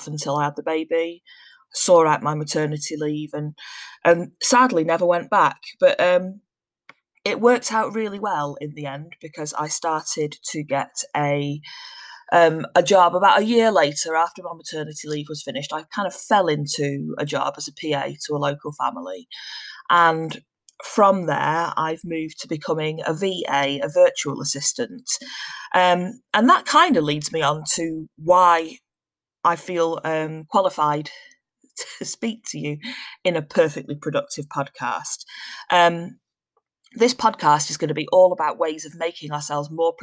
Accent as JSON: {"language": "English", "town": "Manchester", "region": "North West England", "country": "United Kingdom", "moved": "yes", "lives_now": "Shropshire, United Kingdom", "said": "I'm originally from Manchester, but currently living in Shropshire."}